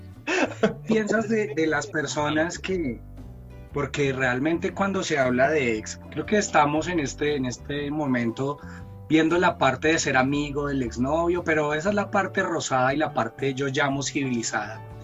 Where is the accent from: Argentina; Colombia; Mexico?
Colombia; nosotros crecimos acá en Colombia con muchas novelas mexicanas